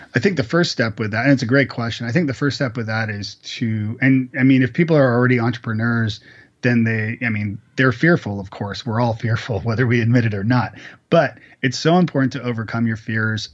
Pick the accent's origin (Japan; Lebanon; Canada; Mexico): Canada; now in Nashville, United States; I'm actually Canadian